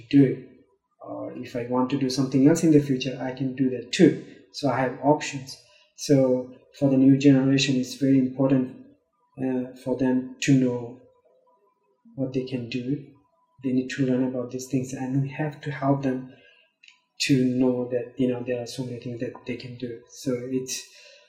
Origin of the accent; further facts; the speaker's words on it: Myanmar; also born or lived in Manus; now in Chicago, United States; we are from Burma. We are Rohingya